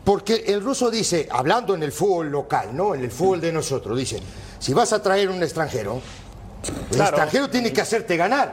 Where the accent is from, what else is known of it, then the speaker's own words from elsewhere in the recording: Uruguay; now in Mexico; sigo siendo uruguayo